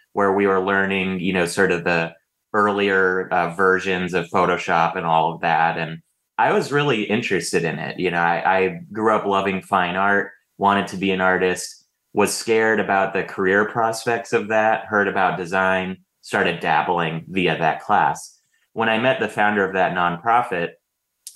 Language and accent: English; Bay Area, Silicon Valley, California, United States; moved away as an adult; now in Los Angeles, United States; I moved down here for college, but I grew up in the Bay Area, in the Silicon Valley.